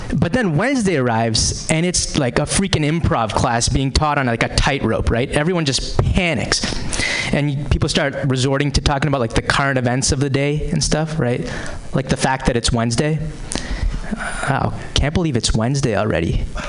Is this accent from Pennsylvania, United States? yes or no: no; Boston, Massachusetts, United States; I am from the Boston area originally.